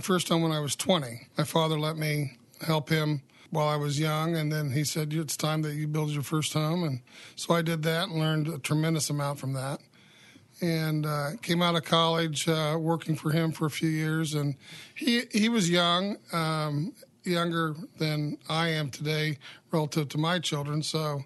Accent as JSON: {"language": "English", "town": "Carmel", "region": "Indiana", "country": "United States", "tie": "born or raised there", "said": "I grew up in the Midwest here in Carmel, Indiana"}